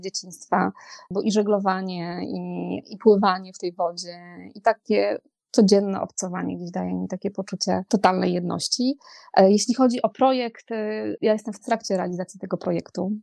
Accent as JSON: {"language": "Polish", "country": "Poland", "tie": "born or raised there", "said": "ja się wychowałam nad morzem"}